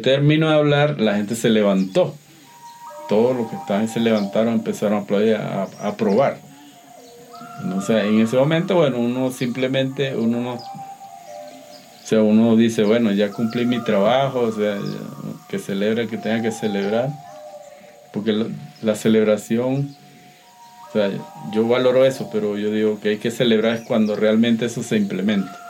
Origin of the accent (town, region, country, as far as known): Venezuela; moved away as an adult; now in Cuenca, Ecuador